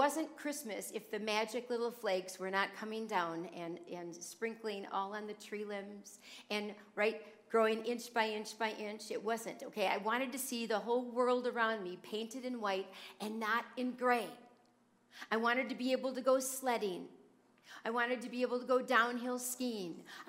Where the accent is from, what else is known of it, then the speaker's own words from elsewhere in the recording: New Jersey, United States; born there; also born or lived in Philadelphia / Madison, Wisconsin; now in Oconomowoc, United States; I've always grown up in northern states. Okay, I was born in New Jersey. And then we moved to Philadelphia, and then I moved to Madison, Wisconsin. Then I went to college in Wisconsin, and then on to our present home here in Oconomowoc.